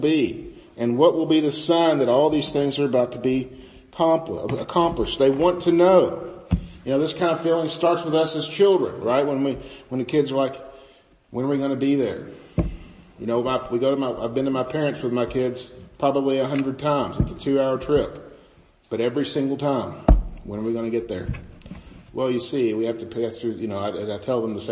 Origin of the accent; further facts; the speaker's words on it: the Bootheel, Missouri, United States; I grew up in the Boot Hill, Missouri, where everything is completely flat